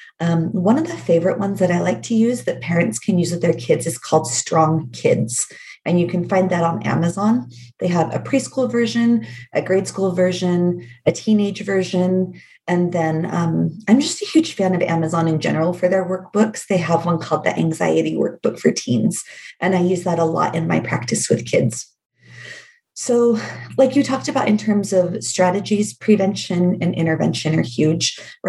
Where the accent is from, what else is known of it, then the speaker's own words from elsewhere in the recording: Oregon, United States; now in Utah, United States; I grew up in Oregon.